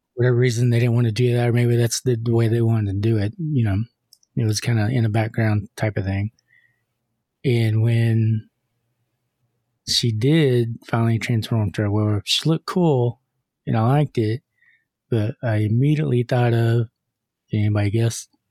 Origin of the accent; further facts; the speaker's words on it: Texas, United States; We're from Texas